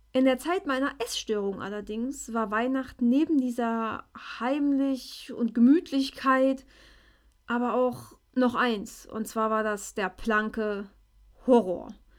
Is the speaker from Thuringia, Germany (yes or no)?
yes; Schleiz, Thuringia, Germany; ich bin aus Schleiz.